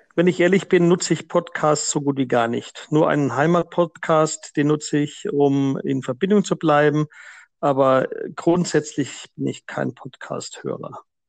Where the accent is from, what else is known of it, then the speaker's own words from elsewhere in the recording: Franconia, Bavaria, Germany; moved away as an adult; also born or lived in South Africa; Ich bin äh, zwar im Frankenland groß geworden